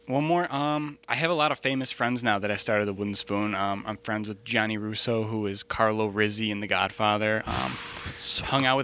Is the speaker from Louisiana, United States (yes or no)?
no; Niagara Falls, New York, United States; An entrepreneur, born and raised in Niagara Falls, New York.